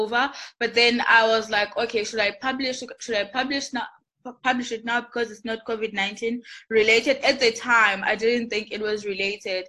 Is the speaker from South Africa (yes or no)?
yes; South Africa; I'm South African, like it's my home